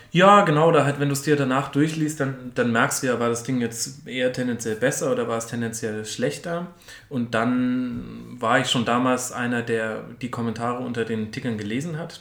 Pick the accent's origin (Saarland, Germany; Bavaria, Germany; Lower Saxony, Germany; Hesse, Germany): Bavaria, Germany; Franconia; now in Munich, Germany; ich komme eigentlich aus Franken. Ich bin erst nach München gezogen